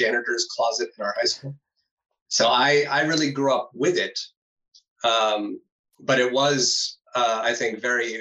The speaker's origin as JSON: {"language": "English", "country": "United States", "moved": "yes", "lives_now": "Netherlands", "said": "an American, now living in the Netherlands"}